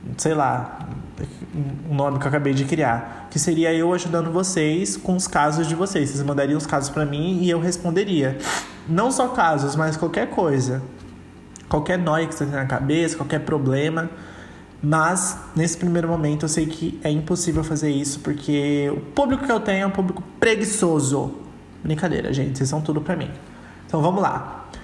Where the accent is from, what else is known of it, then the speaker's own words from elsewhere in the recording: São Paulo, Brazil; also born or lived in Curitiba; parte da minha infância foi em Curitiba, onde eu morei por quatro anos, e a outra, e, e a outra parte da infância foi aqui em São Paulo, onde eu continuo morando.